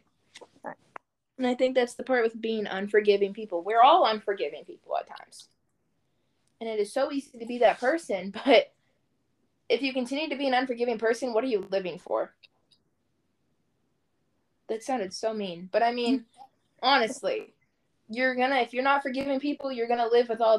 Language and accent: English; Louisville, Kentucky, United States; I am born and raised in Louisville, Kentucky